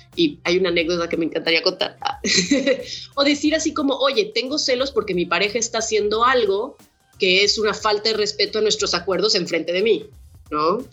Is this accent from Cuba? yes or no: no; Guadalajara, Jalisco, Mexico; soy una morra mexicana, soy de Guadalajara